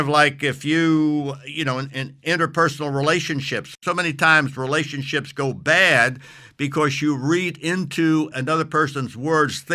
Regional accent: New York City, New York, United States; I'm originally from New York City

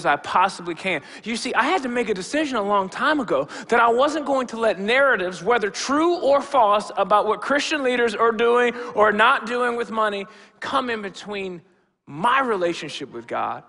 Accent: Rockford, Illinois, United States; I grew up in the African Methodist Episcopal Church, Gomez Chapel, just across town here in Rockford

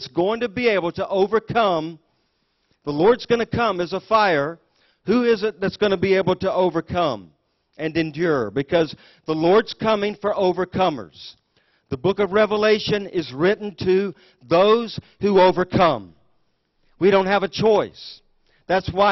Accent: United States; I was born in the United States of America

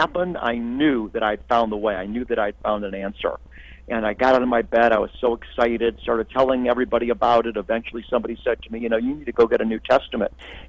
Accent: United States; as an American

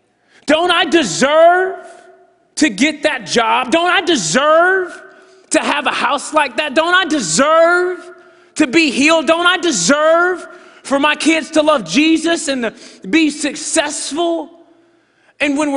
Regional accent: United States; we are from America

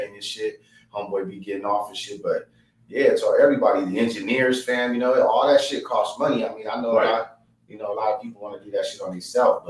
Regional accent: Yuma, Arizona, United States; I was born in Yuma, Arizona, fam, you know what I'm saying, a little border town

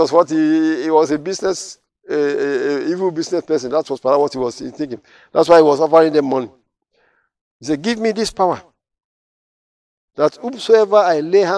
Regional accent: Nigeria; now in United States; I'm in America now. When I was to visit Nigeria many years ago, I think 1992 was the last time I was there

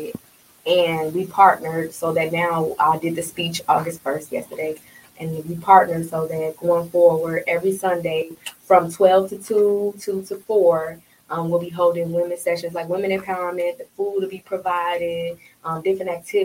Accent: Chicago, Illinois, United States; moved away as an adult; also born or lived in Iowa; now in Phoenix, United States; I'm from Chicago

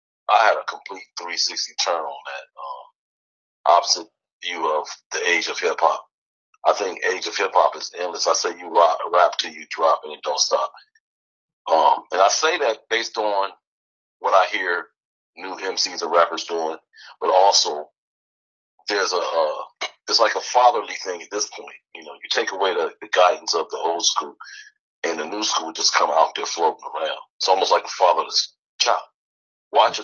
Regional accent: Los Angeles, California, United States; also born or lived in San Fernando Valley, California; Originally out of L.A., South Central L.A., born and raised

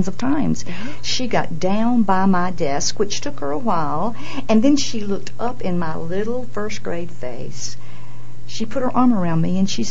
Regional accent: Tabor City, North Carolina, United States; my hometown Tabor City

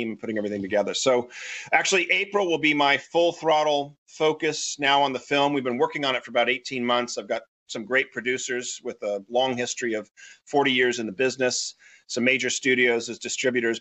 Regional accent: Newport Beach, California, United States; I grew up in Newport Beach, California.

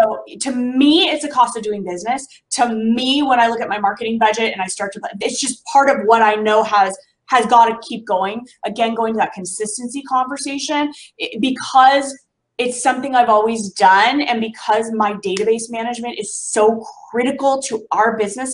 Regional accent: Southern California outside of LA, United States; It's a part of Southern California outside of LA, very tight knit community. It's my hometown here

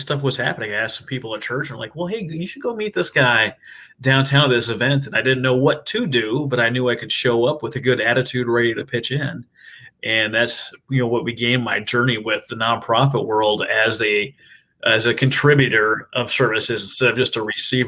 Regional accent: Minnesota, United States; moved away as an adult; now in Oklahoma, United States; I'm originally from Minnesota. I'm an Okie transplant.

